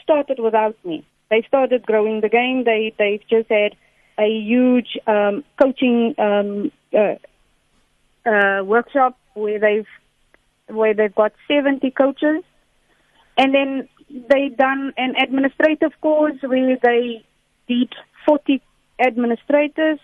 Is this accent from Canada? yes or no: no; South Africa; I'm South African